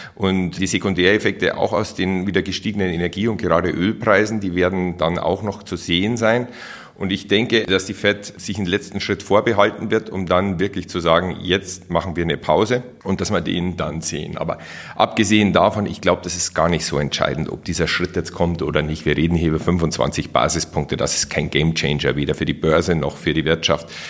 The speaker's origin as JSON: {"language": "German", "country": "Germany", "said": "Bei uns in Deutschland"}